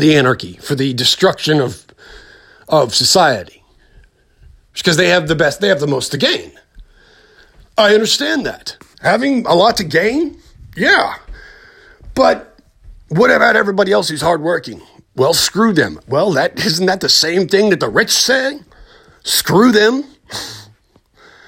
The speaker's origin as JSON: {"language": "English", "country": "United States", "said": "as an American"}